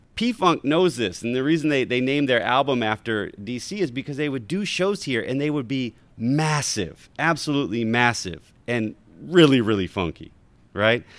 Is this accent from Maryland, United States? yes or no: yes; Baltimore, Maryland, United States; moved away as an adult; also born or lived in New Haven; now in Washington, D.C., United States; I was born in New Haven, grew up in Baltimore, and moved to Washington, D C after I finished graduate school